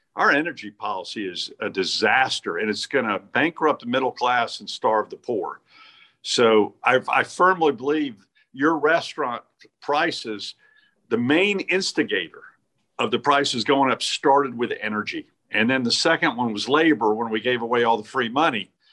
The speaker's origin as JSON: {"language": "English", "town": "Greensboro", "region": "North Carolina", "country": "United States", "tie": "born or raised there", "said": "I grew up in Greensboro, went to Ragsdale High School."}